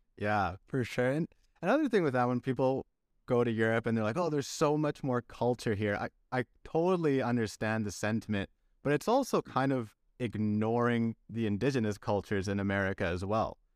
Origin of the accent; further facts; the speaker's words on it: Canada; moved away as an adult; also born or lived in Chile / Belgium; now in Castellón, Spain; I was born in Chile, then I went to Belgium, that's where my f, heritage is from, grew up in Canada